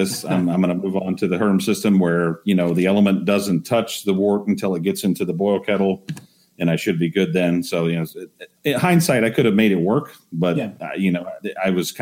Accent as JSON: {"language": "English", "region": "Texas", "country": "United States", "tie": "born or raised there", "said": "I actually had a short stint as an electrician when I was growing up in Texas"}